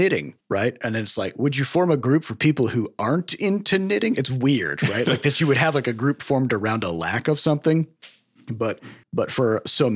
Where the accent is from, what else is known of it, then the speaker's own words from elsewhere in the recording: Iowa, United States; we grew up in Iowa